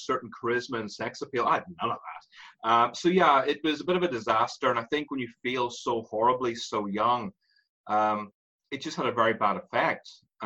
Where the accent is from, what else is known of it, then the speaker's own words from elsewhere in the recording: Ireland; accent: Irish; moved away; also born or lived in London; I have an Irish accent.